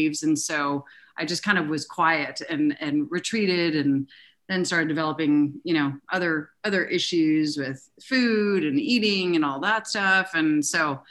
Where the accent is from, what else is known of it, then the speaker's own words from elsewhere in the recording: Denver, Colorado, United States; I grew up in Denver